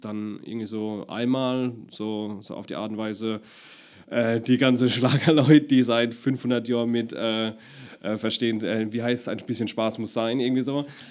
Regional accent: Deidesheim, Rhineland-Palatinate, Germany; accent: Palatinate; also born or lived in Baden-Württemberg; ich komme ja aus Deidesheim, also bei mir ist wirklich Deidesheim der prägnante Ort. Mhm. Die Oma ist Ur-Deidesheimerin und mein Papa ist auch von dort, meine Mama ist aus dem Ort dran. Und das meiste Leben hat sich wirklich in, in Deidesheim und Umgebung um, abgespielt

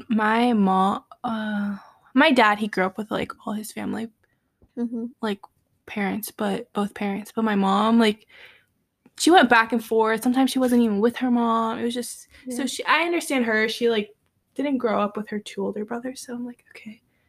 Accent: Miami, Florida, United States; born there; My go-to used to be that I was born in Miami.

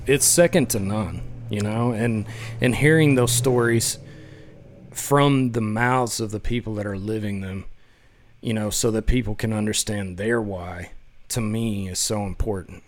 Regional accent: West Texas, United States; growing up in West Texas

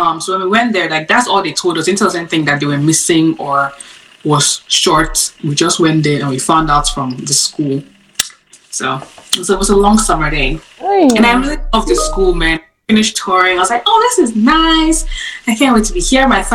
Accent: Cross River, Nigeria; moved away as an adult; also born or lived in Abuja, Nigeria; now in United States; I am from Cross River, Nigeria.

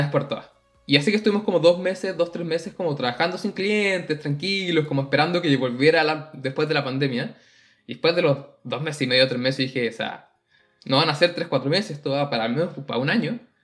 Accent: Chile; moved away as an adult; nosotros nos encanta decir que salimos de Chile

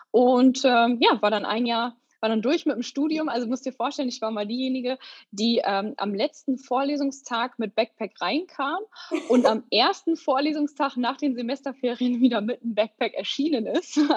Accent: Bremen, Germany; moved away as an adult; Tatsächlich bin ich ein waschechtes Nordlicht. Also ich komme aus Bremen und bis ich 18 bin, habe ich da auch gelebt

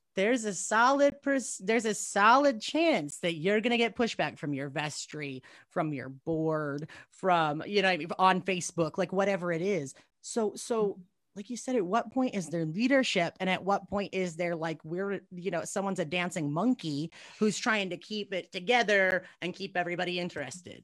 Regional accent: United States; I'm actually pretty deeply American

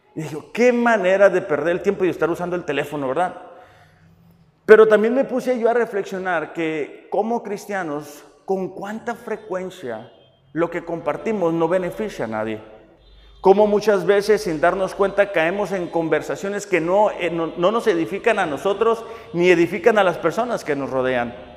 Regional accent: Mexico; nuestro hermoso país, México.

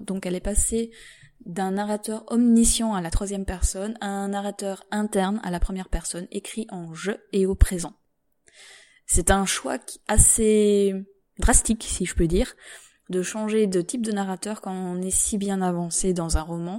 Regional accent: Belgium; je suis belge

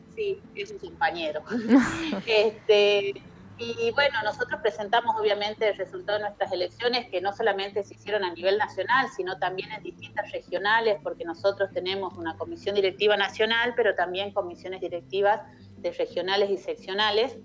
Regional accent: Tucumán, Argentina; yo soy de Tucumán

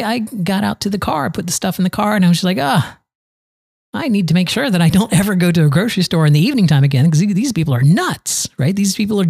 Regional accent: Valrico, Florida, United States; here in my hometown of Valrigo, Florida, right on the outskirts of Tampa

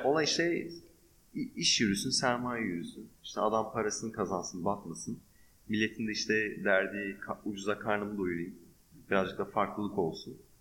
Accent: Turkey

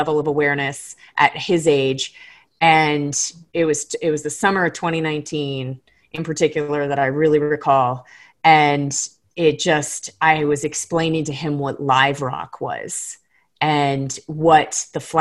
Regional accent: Florida Keys, United States; now in Colorado, United States; I grew up in the Florida Keys. And that's my home reef

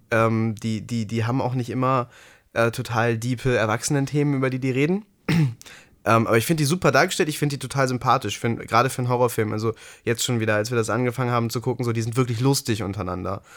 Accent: Ruhr area, North Rhine-Westphalia, Germany; bei uns im Ruhrgebiet

